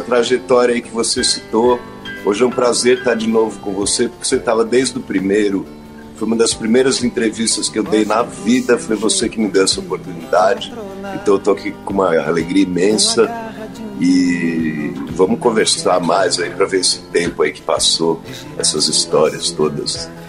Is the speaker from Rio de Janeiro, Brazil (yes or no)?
no; Serra da Cantareira, São Paulo, Brazil; Tô confinado aqui na Serra da Cantareira, na casa onde eu cresci.